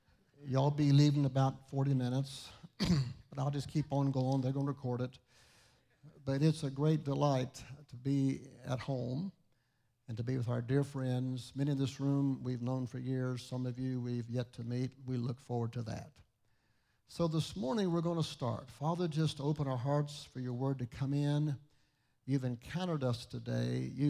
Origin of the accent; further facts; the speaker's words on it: St. Albans, West Virginia, United States; moved away; My dad was born in Hurricane, Milton area. I grew up in St. Albans, go Red Dragons.